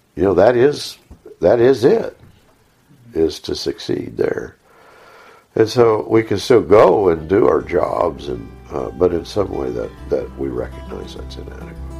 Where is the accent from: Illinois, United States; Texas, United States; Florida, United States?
Texas, United States